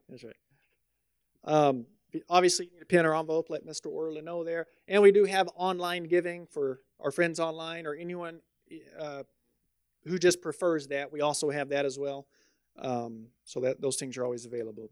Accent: the South, United States; moved away; I'm from the South

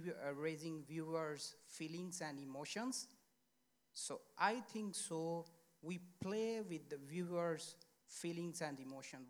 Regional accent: Pakistan; now in Sweden; I'm a journalist from Pakistan, based in Sweden.

